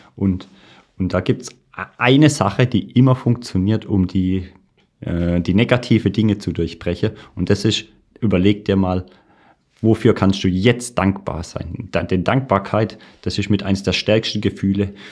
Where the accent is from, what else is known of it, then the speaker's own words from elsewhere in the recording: Birkenfeld, Baden-Württemberg, Germany; ich komme aus dem schönen Ort Birkenfeld in der Nähe von Pforzheim